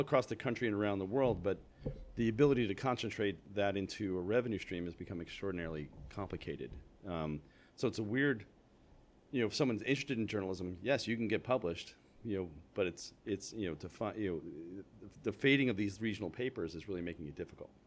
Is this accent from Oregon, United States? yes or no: no; New Jersey, United States; growing up in New Jersey